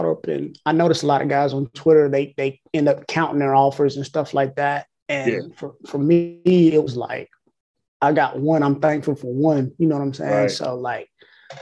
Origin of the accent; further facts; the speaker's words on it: Gaffney, South Carolina, United States; also born or lived in Blacksburg, South Carolina; I'm from Gaffney. I went to Gaffney Middle